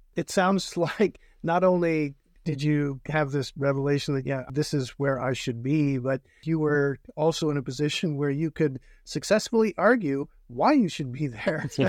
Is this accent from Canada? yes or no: yes; North Bay, Ontario, Canada; I had a father who was an English teacher and a vice principal in my hometown of North Bay